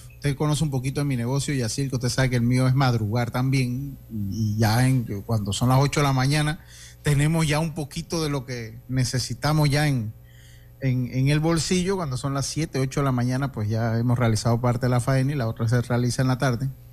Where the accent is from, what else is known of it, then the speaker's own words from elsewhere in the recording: Santo Domingo, Dominican Republic; now in Panama; allá en mi tierra, cuando algo es muy, como muy sencillo, allá en Santo Domingo, decía, eso lo hago yo